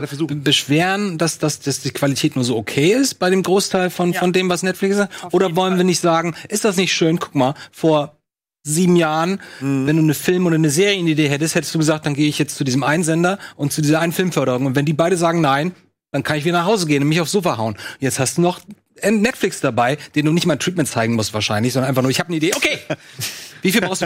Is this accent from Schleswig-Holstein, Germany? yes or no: yes; Lübeck, Schleswig-Holstein, Germany